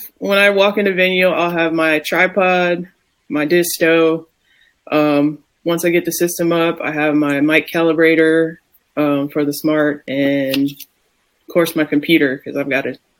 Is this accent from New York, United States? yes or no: no; Ohio, United States; I was like, trust me, I'm from Ohio. Yeah. I know when it gets cold, man.